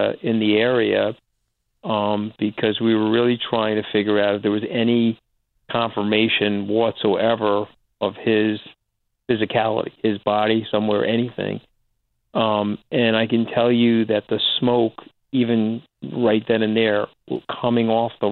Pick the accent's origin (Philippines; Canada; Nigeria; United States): United States; New York; I'm a New Yorker